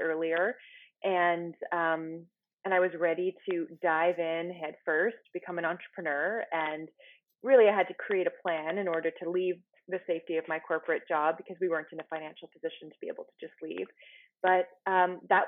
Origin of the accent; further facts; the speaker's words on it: Ottawa, Ontario, Canada; I am from Ottawa, Canada